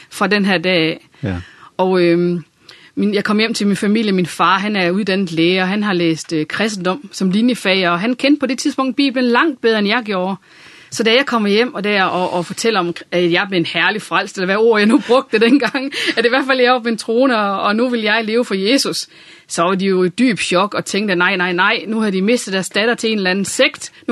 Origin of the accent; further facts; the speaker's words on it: Randers, Central Denmark Region, Denmark; born there; also born or lived in Viborg; så øh, nærmere betegnet Randers, og har øh, boet en del år i Viborg og været i tjeneste der. Så det er det midtjyske, sådan.